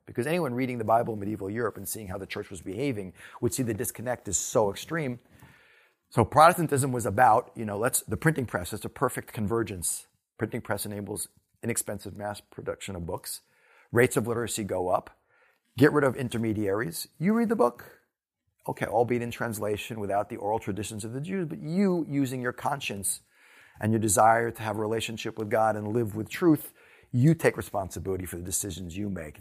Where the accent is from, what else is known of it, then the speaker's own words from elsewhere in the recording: New Rochelle, New York, United States; New Rochelle, my hometown